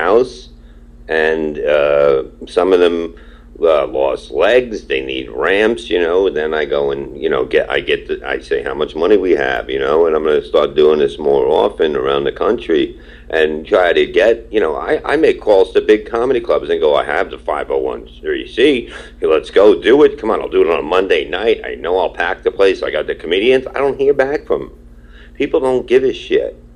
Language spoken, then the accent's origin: English; New York City, New York, United States; I grew up in Brooklyn, Staten Island, and we were badass